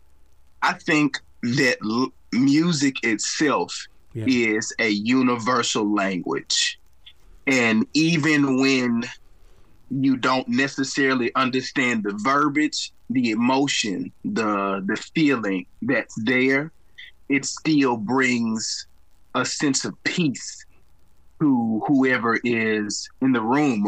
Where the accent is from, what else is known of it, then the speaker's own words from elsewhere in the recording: Wrightsville, Arkansas, United States; now in Little Rock, United States; I currently live there now. I grew up in Wrightsville, Arkansas